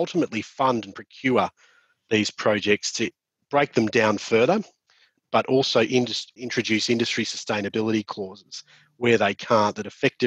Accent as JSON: {"language": "English", "region": "Victoria", "country": "Australia", "tie": "born or raised there", "said": "my home state of Victoria"}